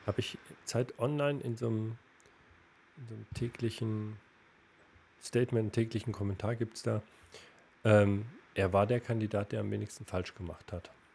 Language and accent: German; Erfurt, Thuringia, Germany; moved away; Wir beide als, als Erfurter und ich im Herzen immer noch.